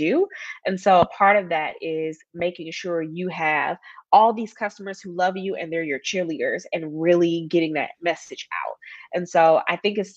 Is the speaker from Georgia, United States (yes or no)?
yes; Atlanta, Georgia, United States; moved back to my hometown of Atlanta